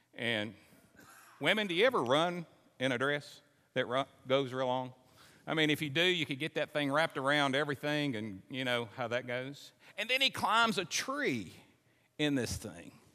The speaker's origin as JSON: {"language": "English", "area": "Simpson County", "region": "Kentucky", "country": "United States", "tie": "born or raised there", "said": "I grew up in Simpson County."}